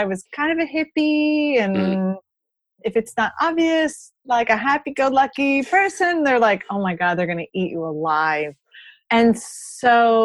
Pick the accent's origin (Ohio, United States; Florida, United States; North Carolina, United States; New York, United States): Florida, United States; moved away as an adult; also born or lived in Colorado Springs; I grew up in Florida